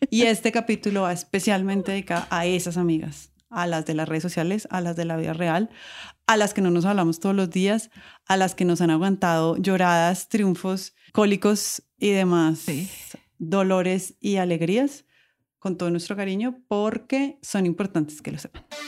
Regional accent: Colombia; accent: Colombian

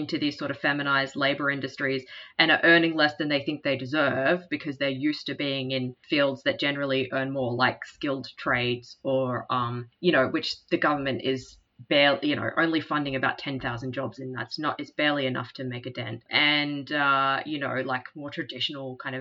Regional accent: Cairns, Queensland, Australia; I'm from Cairns

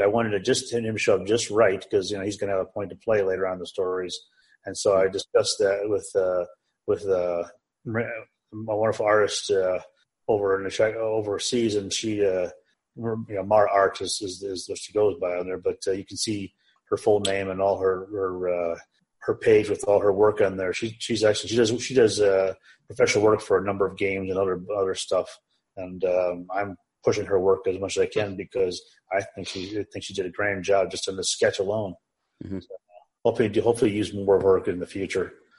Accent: Chicago, Illinois, United States; I was born raised in the Chicagoland area

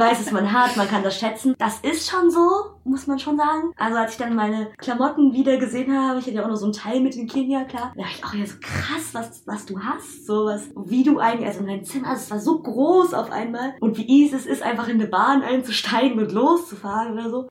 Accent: Germany; also born or lived in Kenya; wo ich wieder in Deutschland bin, dass schon eher, ja, meine Heimat, also ich bin ja hier geboren

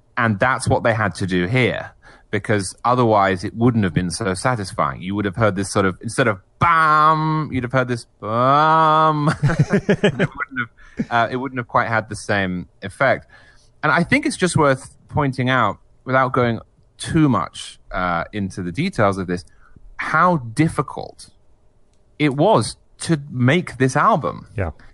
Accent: England, United Kingdom; moved away as an adult; now in United States; I'm English originally

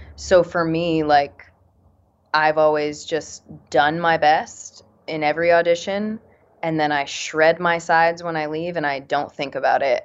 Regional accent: Connecticut, United States; moved away; I'm from Connecticut

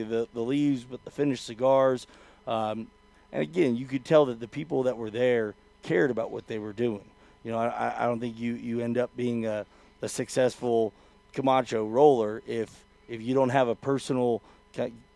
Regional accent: West Coast, United States; I'm from the West Coast

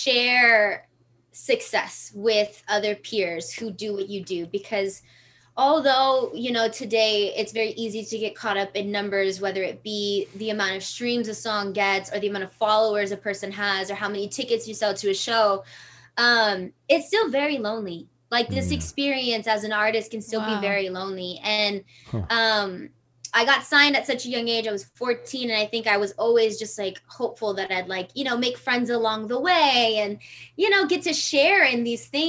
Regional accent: Inglewood, California, United States; growing up in Inglewood, Hollywood is only a couple miles away

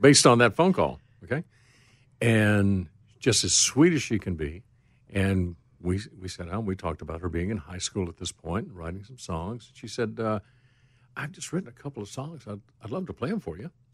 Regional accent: Rogersville, Tennessee, United States; moved away; I had some friends in from my hometown of Rogersville

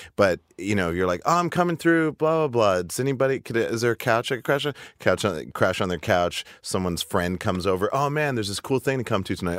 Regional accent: Montana, United States; moved away as an adult; also born or lived in Seattle; I was growing up in Montana

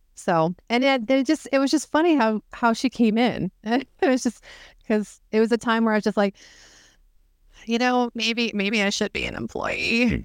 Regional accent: Northern Maine, United States; I'm from Northern Maine

